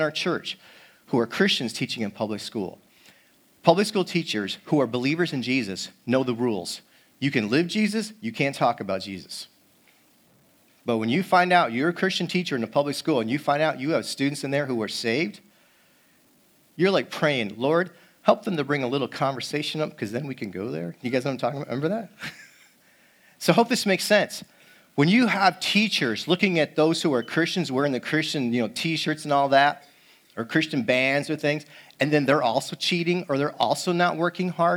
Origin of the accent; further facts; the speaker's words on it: East Coast, United States; now in Seattle, United States; I'm from the East Coast